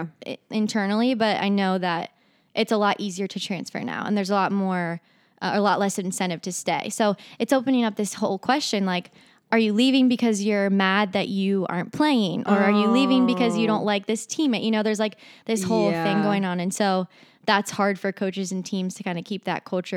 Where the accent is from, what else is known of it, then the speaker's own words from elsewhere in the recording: Northern Kentucky, United States; also born or lived in Orlando, Florida; So I'm from Northern Kentucky.